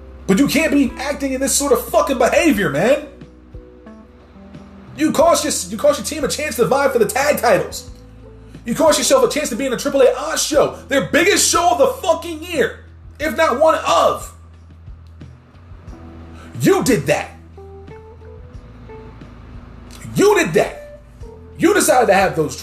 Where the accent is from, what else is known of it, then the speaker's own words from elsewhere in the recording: New Jersey, United States; that's my home state.